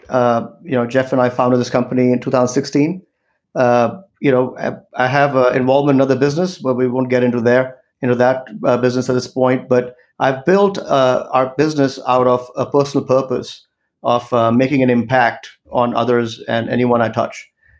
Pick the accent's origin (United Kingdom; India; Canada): India; now in United States; especially in India, since I'm originally from India